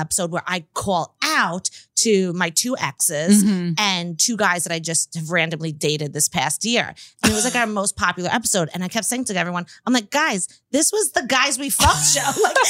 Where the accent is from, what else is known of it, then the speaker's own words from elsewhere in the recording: Long Island, New York, United States; I grew up in Long Island where everyone was a size zero.